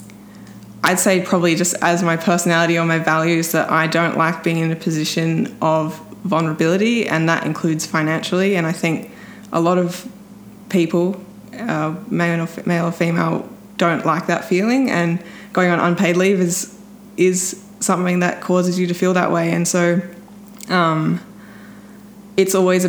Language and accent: English; Adelaide, South Australia, Australia; I'm from Adelaide and I race my bike and work as an engineer